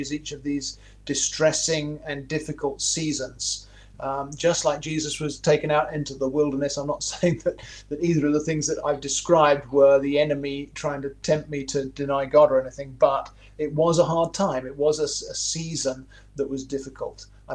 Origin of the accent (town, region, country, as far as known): England, United Kingdom; moved away as an adult; also born or lived in Toronto, Canada; now in Myrtle Beach, United States